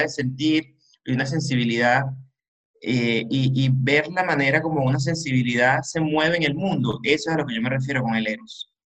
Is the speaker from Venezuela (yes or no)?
yes; Caracas, Capital District, Venezuela; yo me siento caraqueño